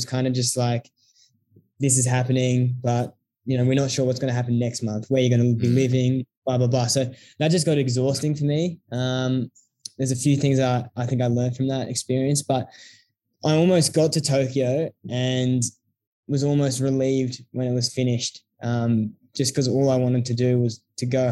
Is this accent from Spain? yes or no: no; Melbourne, Victoria, Australia; also born or lived in Canberra; I'm from Melbourne